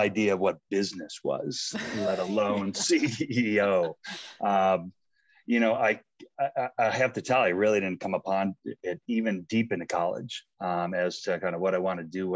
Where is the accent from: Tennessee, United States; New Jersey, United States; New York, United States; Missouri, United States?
New York, United States; North Tonawanda; moved away as an adult; now in Boulder, United States; I grew up in North Tonawanda, New York. It's outside of Buffalo, right in between Buffalo and Niagara Falls.